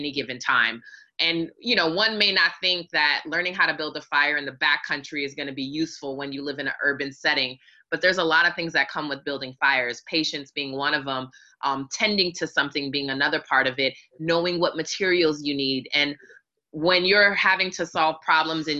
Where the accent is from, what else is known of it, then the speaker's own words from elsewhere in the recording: Hawaii, United States; now in Atlanta, United States; I grew up in Hawaii and basically lived on the beach.